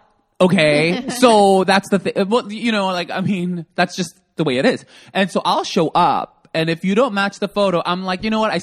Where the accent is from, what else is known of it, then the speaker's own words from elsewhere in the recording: San Francisco, California, United States; also born or lived in South Korea; I grew up in San Francisco.